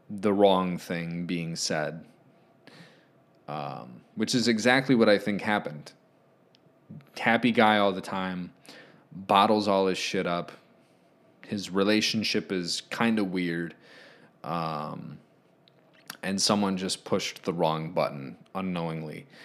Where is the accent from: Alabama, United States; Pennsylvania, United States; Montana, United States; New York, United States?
Pennsylvania, United States; Philadelphia; I'm from Philly. My parents went to Overbrook High School when he attended.